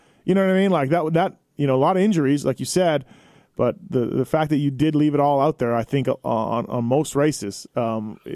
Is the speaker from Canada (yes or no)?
yes; Canada; Me being Canadian